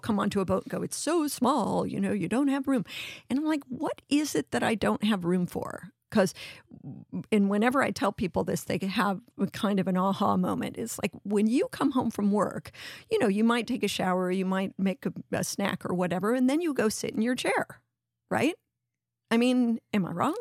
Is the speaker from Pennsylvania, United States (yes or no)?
no; Los Angeles, California, United States; moved away; also born or lived in New York; growing up in the Venice canals